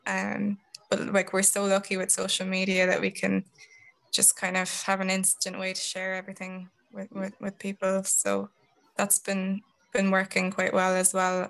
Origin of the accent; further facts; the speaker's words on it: Tullamore, County Offaly, Ireland; moved away as an adult; also born or lived in Dublin; I'm from Tullamore in Offaly